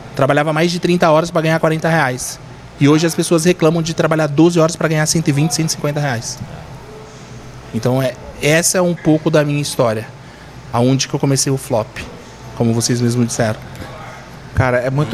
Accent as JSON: {"language": "Portuguese", "town": "Hortolândia", "region": "São Paulo", "country": "Brazil", "tie": "born or raised there", "also_born_or_lived": "Cubatão, Santos", "said": "a minha história realmente é Hortolândia em Campinas"}